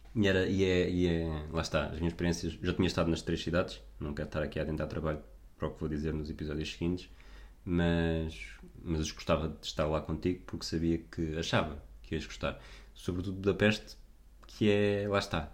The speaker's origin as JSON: {"language": "Portuguese", "country": "Portugal", "said": "não temos noção da sorte que temos enquanto portugueses"}